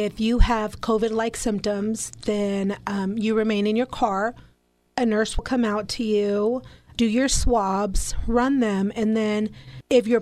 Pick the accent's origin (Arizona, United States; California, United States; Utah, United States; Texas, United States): Texas, United States; Amarillo; also born or lived in Eagle Pass, Texas; now in Dalhart, United States; I was born in Eagle Pass, Texas, so I was born down south, a border town. But I moved to Amarillo when I was two, so I claim Amarillo